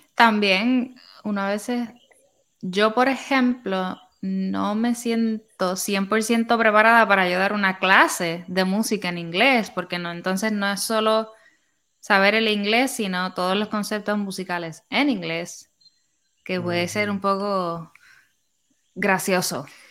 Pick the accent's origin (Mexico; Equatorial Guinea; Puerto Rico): Puerto Rico; Humacao; moved away as an adult; also born or lived in San Juan, Puerto Rico; now in Texas, United States; Yo soy de Humacao. Yo no nací ahí, pero viví gran parte de mi vida ahí, desde como los seis años hasta que me gradué de high school.